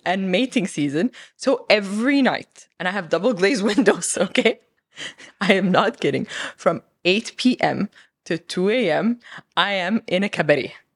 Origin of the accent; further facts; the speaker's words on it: Alexandria, Alexandria Governorate, Egypt; moved away as an adult; also born or lived in Cairo / New York; So I'm from Alexandria. I still live between Alexandria and Cairo when I'm in Egypt, and I'm very proud of being from Alexandria